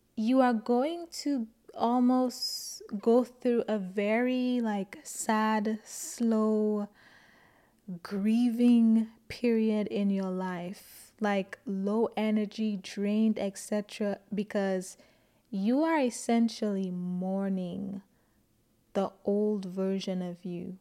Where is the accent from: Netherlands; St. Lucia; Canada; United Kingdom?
St. Lucia; I grew up in Saint Lucia and I went to a Catholic school